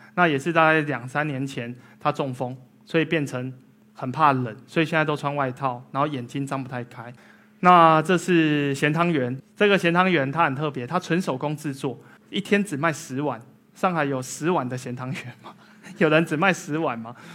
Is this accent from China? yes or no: no; Tainan, Taiwan; 所以台南是我的故乡